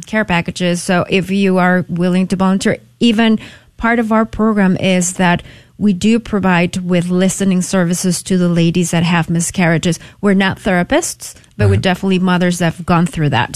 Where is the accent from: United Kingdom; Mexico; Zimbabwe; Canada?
Mexico; moved away as an adult; now in San Antonio, United States; I was born and raised in Mexico and I came to the U.S. for college.